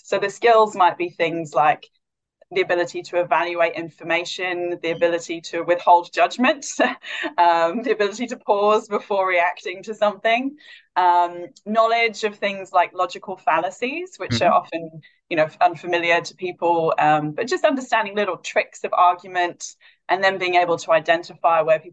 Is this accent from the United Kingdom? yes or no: yes; Wales, United Kingdom; moved away as an adult; also born or lived in London; now in Perth, Australia; I'm originally from Wales in the UK. I've lived in Perth 12 years